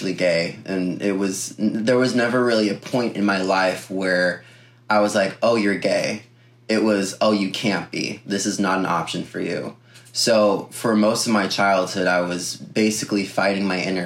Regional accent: Utah, United States; moved away as an adult; I grew up in Utah, moved here when I was 19

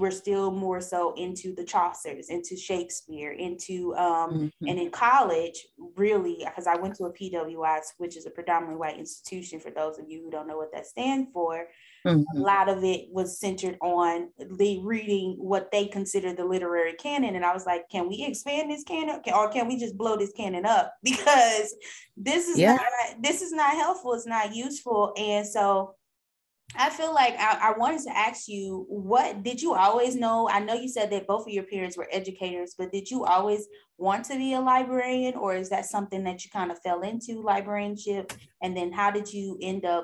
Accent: East St. Louis, Illinois, United States; I grew up and born and raised in East St. Louis

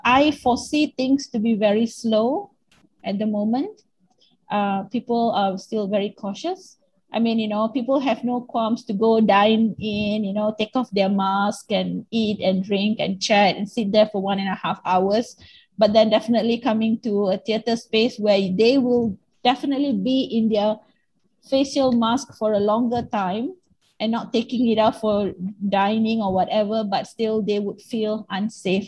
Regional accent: Penang, Malaysia; moved away as an adult; also born or lived in Kuala Lumpur; I've come back from Kuala Lumpur back to Penang, my hometown, in 2017.

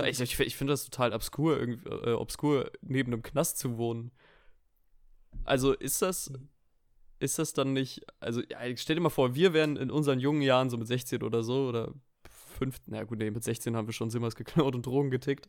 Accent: Rostock district, Mecklenburg-Vorpommern, Germany; Die Kleinstadt, wo ich herkomme, liegt im Landkreis Rostock.

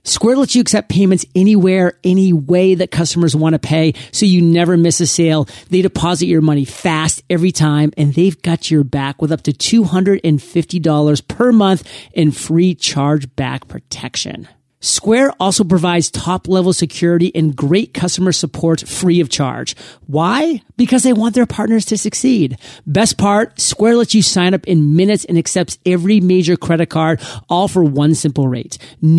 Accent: Maine, United States; myself, I come from Maine. I wasn't necessarily exposed to the world. I didn't have a ton of diversity in my life

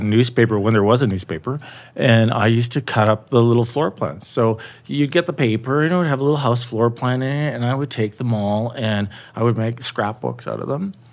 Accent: Calgary, Alberta, Canada; I grew up in Calgary

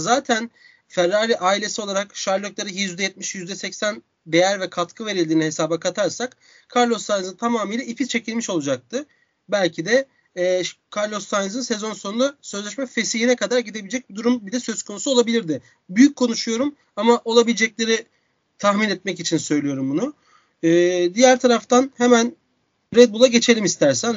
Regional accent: Istanbul, Turkey; İstanbul'a geri döndüm. Büyük bir sevinç, büyük bir kıvançla birlikte memleketime dönmenin

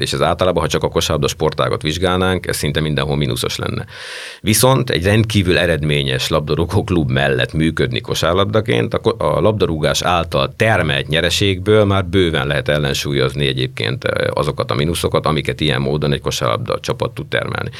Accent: Hungary; én magam is két vidéki ember

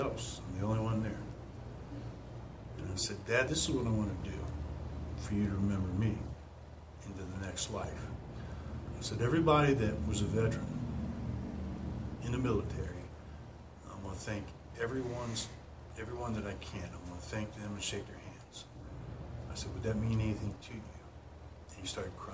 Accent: Arcanum, Ohio, United States; Arcanum, my hometown area

